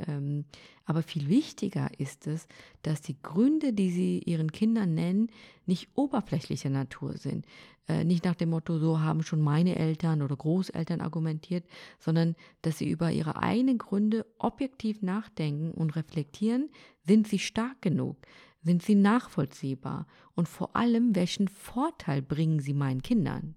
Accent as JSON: {"language": "German", "country": "Germany", "said": "mein Heimatland Deutschland ist"}